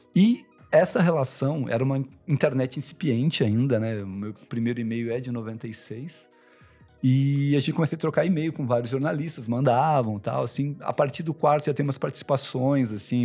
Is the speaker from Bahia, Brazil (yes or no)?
no; Taubaté, São Paulo, Brazil; moved away as an adult; now in São Paulo, Brazil; eu nasci em São Paulo, mas fui para Taubaté com 5 anos e fiquei, fiz faculdade lá e fui voltar para São Paulo com 30